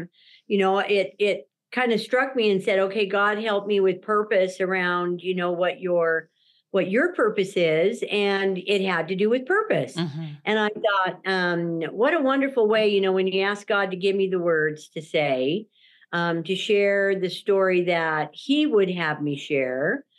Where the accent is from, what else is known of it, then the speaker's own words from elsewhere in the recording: Durango, Colorado, United States; born there; now in Salt Lake City, United States; And so my home is in Salt Lake City, Utah, but I call myself a Four Corners girl. I was born in Durango, Colorado.